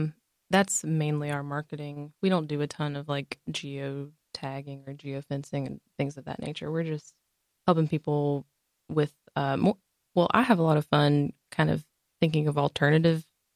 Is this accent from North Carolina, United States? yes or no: yes; Concord, North Carolina, United States; also born or lived in Mount Pleasant; I had to kind of suck it up and move home, and because I grew up in Concord